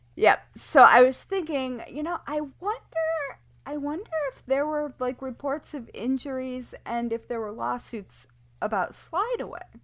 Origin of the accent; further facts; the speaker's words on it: Kalamazoo River, Michigan, United States; I grew up on the Kalamazoo River where there are paper companies